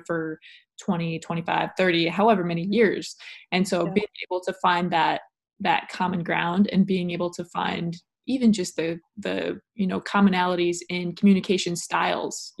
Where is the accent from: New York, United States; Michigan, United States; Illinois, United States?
Illinois, United States; I'm from Illinois